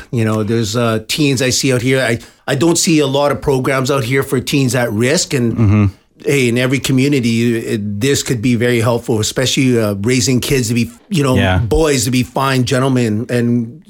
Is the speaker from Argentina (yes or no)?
no; Vancouver, British Columbia, Canada; moved away as an adult; now in Comox Valley, Canada; I grew up in East Van and, you know, I had some problems growing up there because back then in the 80s, it was a different kind of lifestyle.